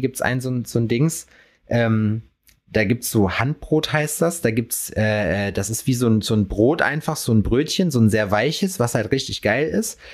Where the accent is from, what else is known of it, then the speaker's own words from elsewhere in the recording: hometown near Lüdenscheid, North Rhine-Westphalia, Germany; in meiner Heimatstadt oder daneben in Lüdenscheid